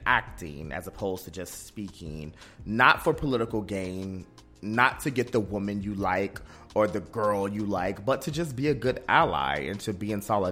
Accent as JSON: {"language": "English", "country": "United States", "tie": "born or raised there", "also_born_or_lived": "North Carolina / Ohio", "moved": "yes", "lives_now": "Washington, D.C., United States", "said": "I grew up in Ohio and in North Carolina"}